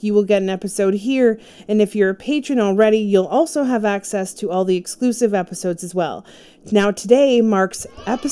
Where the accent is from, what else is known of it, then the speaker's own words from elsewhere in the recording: Durham Region, Ontario, Canada; I grew up in the Durham region between the ages of 8 and 23, and the Pickering Beach area in Pickering, Ontario, I actually worked pretty close to where they went missing